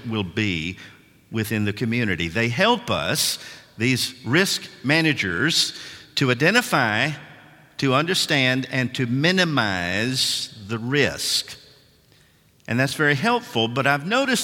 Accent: Nashville, Tennessee, United States; I'm from Nashville, Tennessee

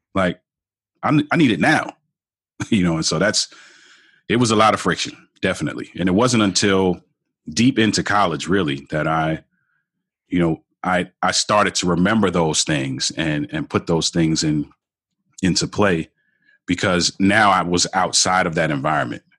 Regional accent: Baltimore, Maryland, United States; I grew up in Baltimore, Baltimore

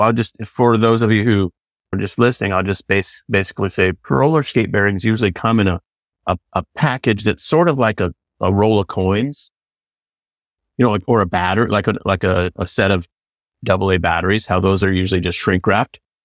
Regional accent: California, United States; I'm from California.

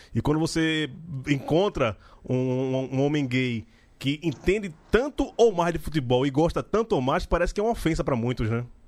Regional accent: Recife, Pernambuco, Brazil; moved away; depois que eu saí de Recife

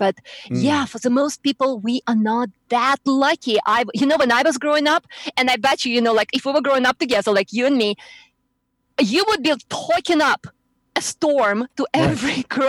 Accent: Moscow, Russia; English is a second language; also born or lived in New York; now in Houston, United States; I was in Moscow, yeah.

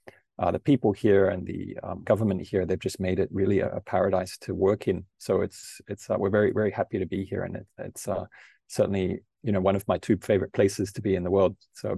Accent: Australia; now in Singapore; I'm originally from Australia

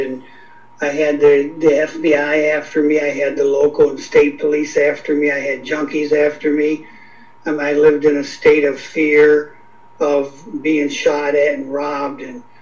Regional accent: Beloit, Wisconsin, United States; I was from Beloit, Wisconsin.

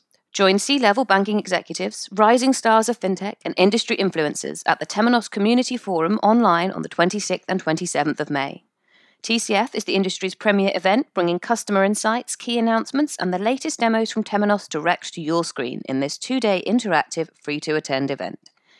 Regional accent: United Kingdom; I'm very British like that.

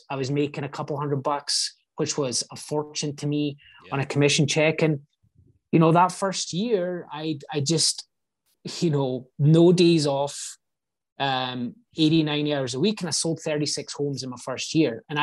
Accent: Scotland, United Kingdom; now in United States; I just like I grew up in Scotland. It's not like some third world country

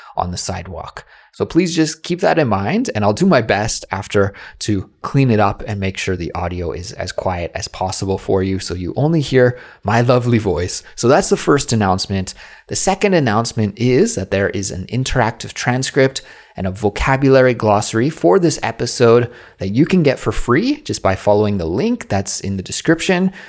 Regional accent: Canada; now in South Korea; my life as a Canadian who lives abroad in South Korea

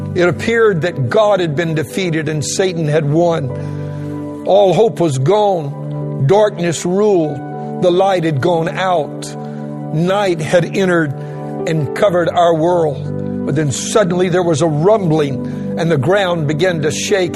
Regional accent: Louisiana, United States; moved away; I'm a Cajun and originally from the state of Louisiana

